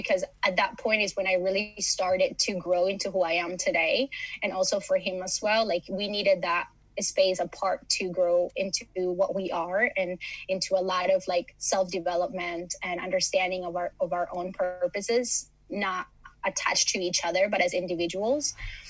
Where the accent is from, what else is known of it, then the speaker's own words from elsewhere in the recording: Miami, Florida, United States; also born or lived in Los Angeles, United States; now in Malmö, Sweden; I come from Miami, from LA, from very busy cities. And Malmo has been a very nice place to land